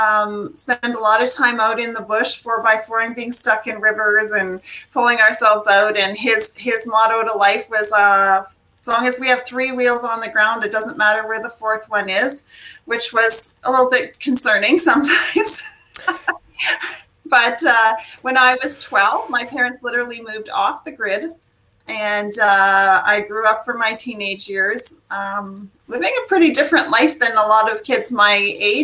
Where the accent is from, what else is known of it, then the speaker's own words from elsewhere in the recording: Cranbrook, British Columbia, Canada; now in Ontario, Canada; I grew up in Cranbrook, British Columbia, which is a small community right in the Rocky Mountains